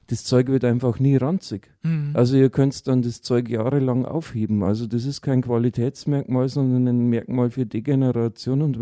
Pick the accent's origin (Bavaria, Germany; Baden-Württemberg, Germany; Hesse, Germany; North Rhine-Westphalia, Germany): Bavaria, Germany; ich bin jetzt ein Bayer, ich sage der Butter.